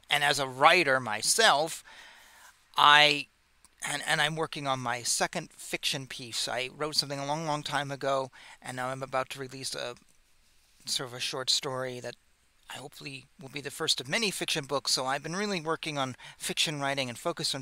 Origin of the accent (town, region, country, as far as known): United States